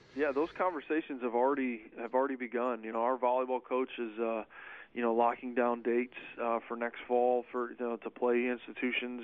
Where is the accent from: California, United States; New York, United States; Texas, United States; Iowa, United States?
New York, United States; Syracuse; moved away as an adult; I'm originally from from the Syracuse, New York area. Uh, born and raised in New York